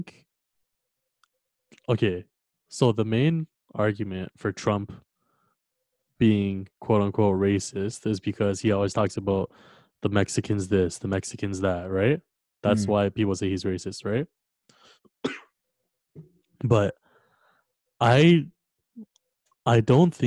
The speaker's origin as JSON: {"language": "English", "country": "Canada", "said": "we're from Canada"}